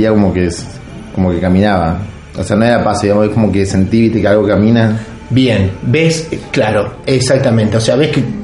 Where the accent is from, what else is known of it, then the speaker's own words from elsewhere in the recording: Salta, Argentina; moved away; yo, soy del norte y se pasa esta cosa. ¿En serio? ¿De dónde sos vos? De la provincia de Salta.